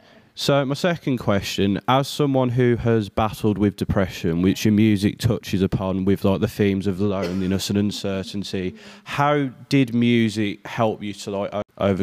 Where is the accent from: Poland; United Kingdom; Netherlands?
United Kingdom; Birmingham, West Midlands; accent: Birmingham; I'm from Birmingham.